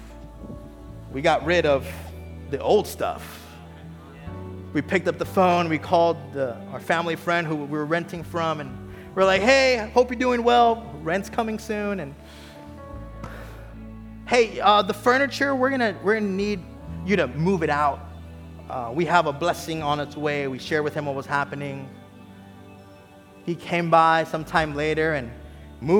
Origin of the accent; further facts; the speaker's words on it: Texas, United States; moved away; also born or lived in Miami, Florida; I'm originally from Texas, but we were living in Miami